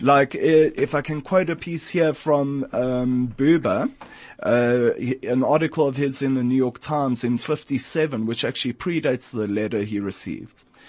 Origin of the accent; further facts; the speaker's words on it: South Africa; as a South African, as a Jew, and as an African